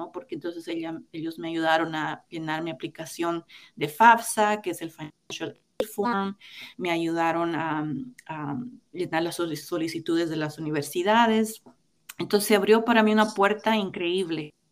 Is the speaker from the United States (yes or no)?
yes; Brooklyn, New York, United States; born there; Y por lo que yo había nacido en los Estados Unidos, yo contestaba, Brooklyn.